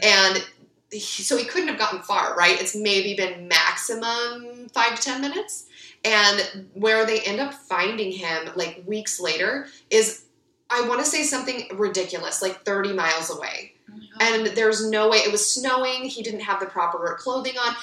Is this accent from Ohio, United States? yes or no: no; Ventura, California, United States; I grew up in Ventura